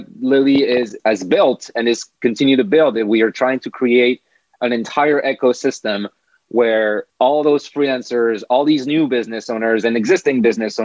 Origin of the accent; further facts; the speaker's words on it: France; moved away as an adult; now in United States; I come from France